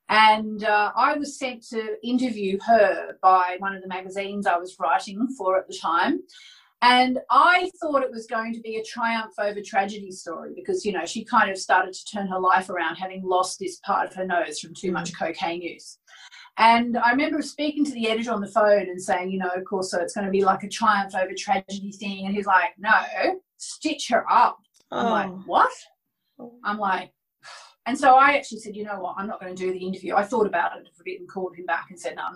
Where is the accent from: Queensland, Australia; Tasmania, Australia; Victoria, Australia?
Tasmania, Australia; Hobart; moved away as an adult; also born or lived in Melbourne, Australia / Sydney, Australia / London, United Kingdom; I grew up in Hobart, Tasmania, in Australia